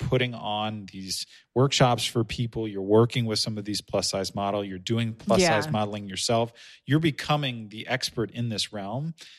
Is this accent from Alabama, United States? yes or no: no; Silicon Valley, California, United States; I'm from the Silicon Valley.